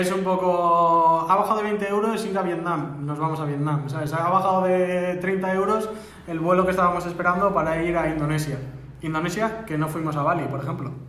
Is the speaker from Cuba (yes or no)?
no; Barakaldo, Basque Country, Spain; somos dos personas de Baracaldo